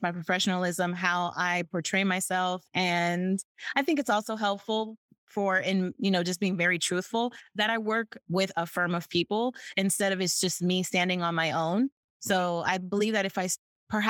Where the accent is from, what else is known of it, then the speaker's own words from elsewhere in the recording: United States; first language English; As an American, we live in a Disney bubble